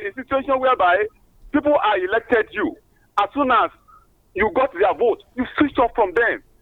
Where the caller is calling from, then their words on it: Ido Ekiti, Ekiti, Nigeria; I'm calling from Ido Ekiti.